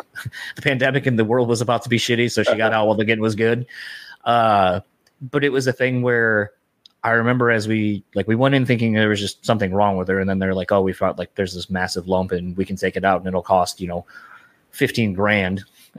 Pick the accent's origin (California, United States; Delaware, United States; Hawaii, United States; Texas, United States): Delaware, United States; now in Michigan, United States; because I grew up in Delaware originally and I live here in Michigan, so when family back home dies